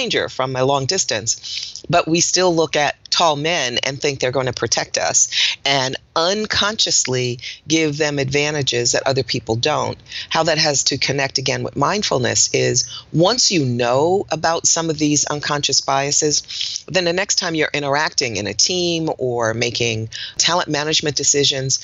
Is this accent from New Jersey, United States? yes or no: yes; Newark, New Jersey, United States; now in Greensboro, United States; I was born in Newark, New Jersey. So I'm a Northeasterner, even though I live in Greensboro, North Carolina